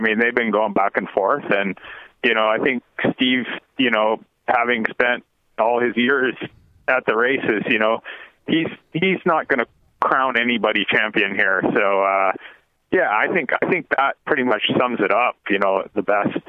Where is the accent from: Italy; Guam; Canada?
Canada; being Canadian